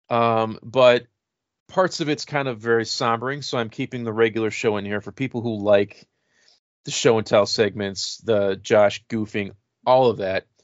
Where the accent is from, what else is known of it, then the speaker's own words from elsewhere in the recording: El Paso, Texas, United States; I'm 43 and I grew up in El Paso.